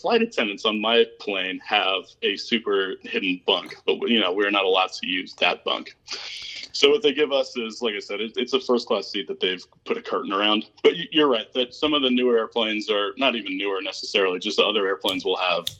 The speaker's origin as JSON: {"language": "English", "town": "Napa", "region": "California", "country": "United States", "tie": "born or raised there", "moved": "as an adult", "lives_now": "Atlanta, United States", "said": "I was born here in Atlanta, but my dad was a wine salesman. So when I was 10, we actually moved to Napa, California, and kind of grew up out there through high school. And after high school, came back to Atlanta to Georgia Tech."}